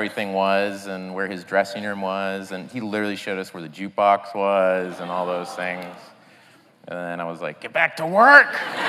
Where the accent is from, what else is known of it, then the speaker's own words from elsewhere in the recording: Tulsa, Oklahoma, United States; moved away; just being in Tulsa where there wasn't a lot.